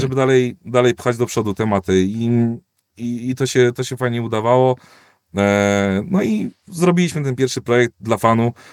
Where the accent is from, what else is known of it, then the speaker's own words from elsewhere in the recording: Koluszki, Łódź Voivodeship, Poland; z mojego rodzinnego miasta Koluszki jeździłem do Warszawy dzień w dzień